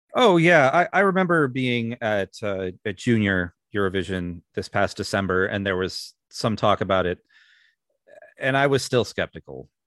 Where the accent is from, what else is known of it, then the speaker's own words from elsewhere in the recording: Minnesota, United States; my home state of Minnesota